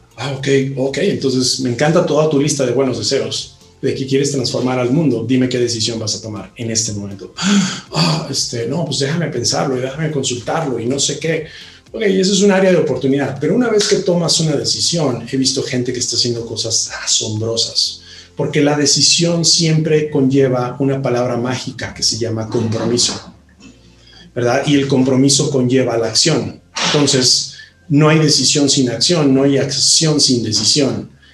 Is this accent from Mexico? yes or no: yes; Mexico; los 120 millones de personas que vivimos en él